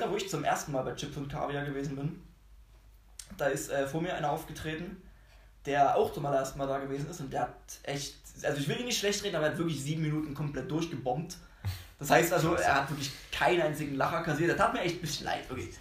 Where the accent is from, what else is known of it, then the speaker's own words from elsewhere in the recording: Dresden, Saxony, Germany; Ich komme aus Dresden.